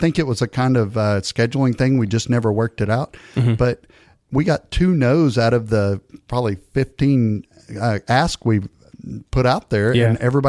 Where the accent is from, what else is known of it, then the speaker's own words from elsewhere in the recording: East Texas, United States; I'm from East Texas, and we say "gonna."